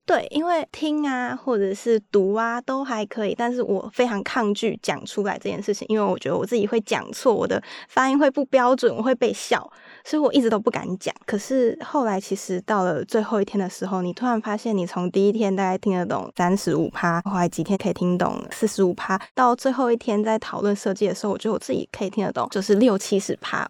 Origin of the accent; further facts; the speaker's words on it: Taiwan; 我来自台湾